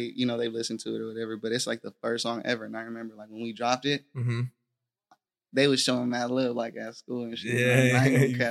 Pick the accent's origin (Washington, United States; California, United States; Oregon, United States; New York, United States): California, United States; Stockton; I was born at Debrett Hospital